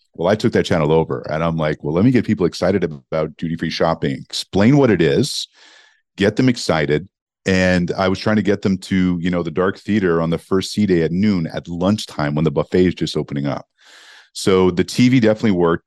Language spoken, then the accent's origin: English; Montreal, Quebec, Canada; moved away; also born or lived in Toronto; growing up in Montreal, Canada